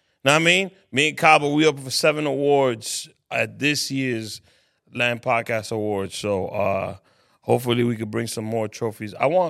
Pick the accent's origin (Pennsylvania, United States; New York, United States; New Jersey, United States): New York, United States; New York City; I'm from Harlem.